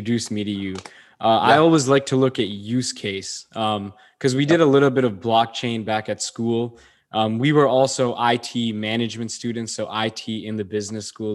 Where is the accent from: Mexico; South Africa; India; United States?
India; I'm Indian. We do gold still till date.